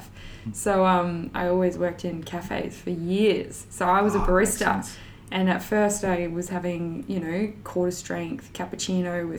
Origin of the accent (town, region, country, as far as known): far north Queensland, Australia; born or raised there; now in Melbourne, Australia